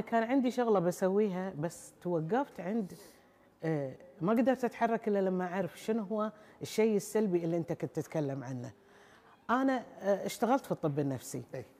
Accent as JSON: {"language": "Arabic", "country": "Kuwait", "said": "عندنا في الكويت"}